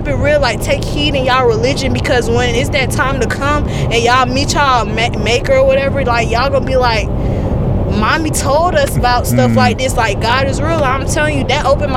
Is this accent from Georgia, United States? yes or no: yes; Atlanta, Georgia, United States; I was living on the west side of Atlanta because I'm from Atlanta.